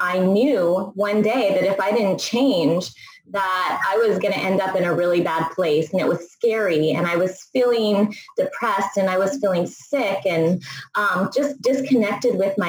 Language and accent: English; Bay Area, California, United States; I grew up in the Bay Area